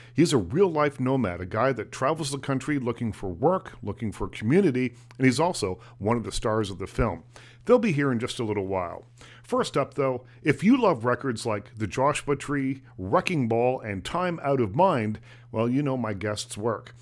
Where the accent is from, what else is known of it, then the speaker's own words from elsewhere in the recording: Nova Scotia, Canada; I grew up in Nova Scotia